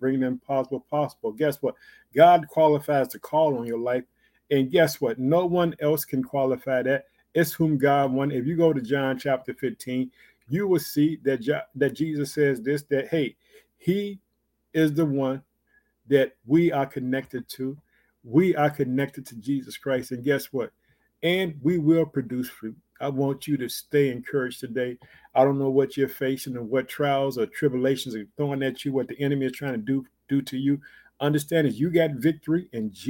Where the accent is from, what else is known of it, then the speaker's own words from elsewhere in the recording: Illinois, United States; also born or lived in Chicago; Illinois, which is my home state. I reside in the city of Chicago